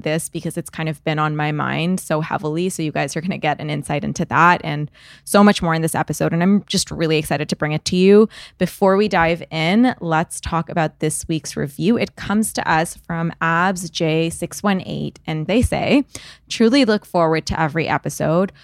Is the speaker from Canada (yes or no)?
yes; Canada; I'm Canadian